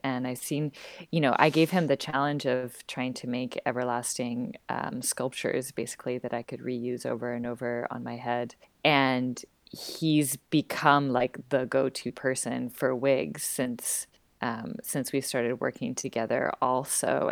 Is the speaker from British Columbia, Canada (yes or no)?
yes; Vancouver, British Columbia, Canada; moved away as an adult; now in Montreal, Canada; I'm originally from Vancouver, born and raised on the west coast of Canada